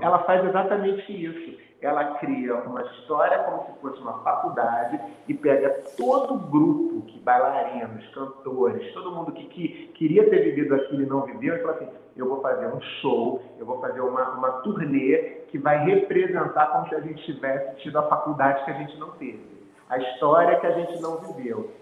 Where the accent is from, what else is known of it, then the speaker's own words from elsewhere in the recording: Brazil; somos brasileiros